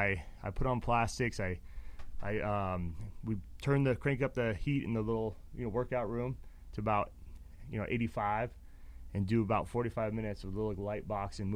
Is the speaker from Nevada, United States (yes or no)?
yes; Reno, Nevada, United States; moved away as an adult; also born or lived in Phoenix, Arizona; I'm from Reno, Nevada